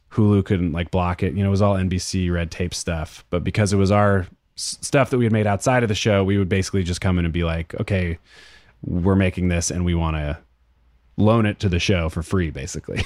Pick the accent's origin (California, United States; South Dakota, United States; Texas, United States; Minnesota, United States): California, United States; Berkeley; also born or lived in Oakland; I'm from Berkeley, so I grew up with the A's